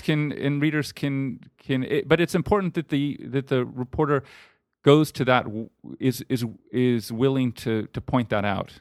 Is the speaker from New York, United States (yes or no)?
yes; New York City, New York, United States; moved away as an adult; also born or lived in Los Angeles, California; now in Austin, United States; I grew up in New York City, um, uh, on the Upper West Side of Manhattan